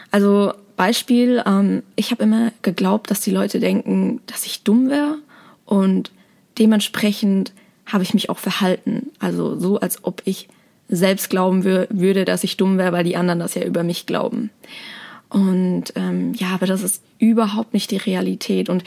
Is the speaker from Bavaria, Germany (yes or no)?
yes; Aschaffenburg, Bavaria, Germany; Ich bin geboren und aufgewachsen in Aschaffenburg, das ist in der Nähe von Frankfurt